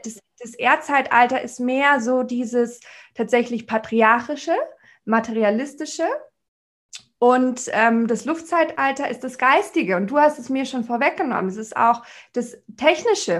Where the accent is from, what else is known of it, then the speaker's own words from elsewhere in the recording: Munich, Bavaria, Germany; wo ich als Münchner Stadttussi mit, meinen, mit meiner Handtasche und allem ankam